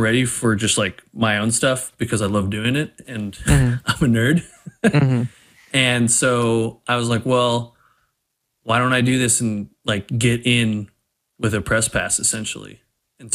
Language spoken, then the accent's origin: English; outside Seattle, Washington, United States; I grew up outside Seattle playing soccer